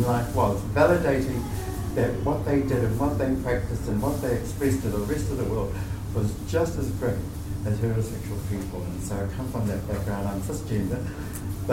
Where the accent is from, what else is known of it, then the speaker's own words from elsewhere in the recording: New Zealand; I identify myself as a New Zealander